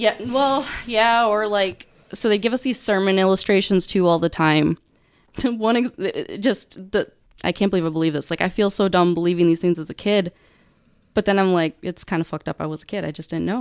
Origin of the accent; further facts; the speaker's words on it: Beaver Dam, Wisconsin, United States; moved away as an adult; now in Texas, United States; southeastern Wisconsin's where I grew up